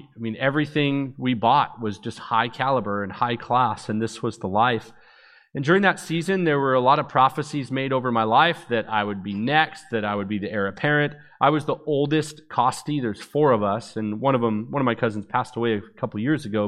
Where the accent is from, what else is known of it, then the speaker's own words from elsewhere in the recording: Vancouver, British Columbia, Canada; also born or lived in Orlando, Florida; That's where I was born, even though I was raised in Vancouver, British Columbia